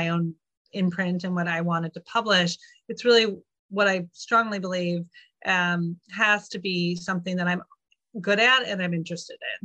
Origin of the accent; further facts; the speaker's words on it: Minnesota, United States; also born or lived in Oregon; now in San Francisco Bay Area, United States; I was born in Minnesota